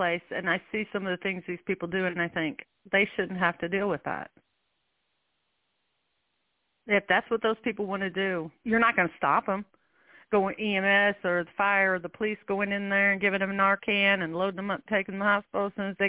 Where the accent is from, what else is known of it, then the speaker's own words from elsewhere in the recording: Illinois, United States; I was raised in Illinois, land of Lincoln.